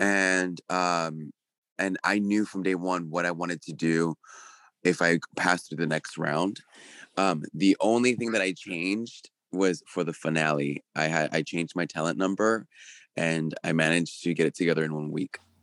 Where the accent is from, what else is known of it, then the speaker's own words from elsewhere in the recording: California, United States; moved away as an adult; also born or lived in Puerto Rico; now in New York, United States; I'm originally from California, and, um, I moved to Puerto Rico, uh, for work